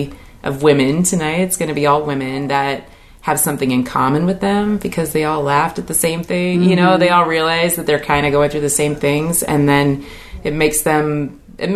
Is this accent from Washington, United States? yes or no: yes; Puyallup, Washington, United States; I grew up in Puyallup.